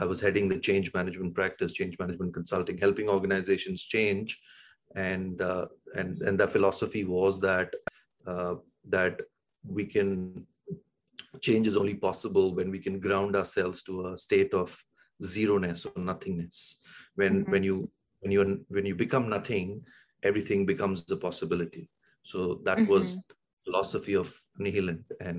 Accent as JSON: {"language": "English", "town": "Mumbai", "region": "Maharashtra", "country": "India", "tie": "born or raised there", "also_born_or_lived": "south India (family village)", "said": "I grew up in Bombay, Mumbai, which is India's commercial capital"}